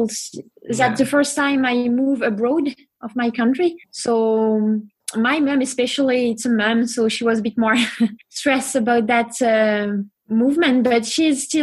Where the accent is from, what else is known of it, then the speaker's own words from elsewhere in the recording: France; accent: French; English is a second language; moved away as an adult; also born or lived in Chamonix, France; now in Norway; I'm French, so my accent is not so good.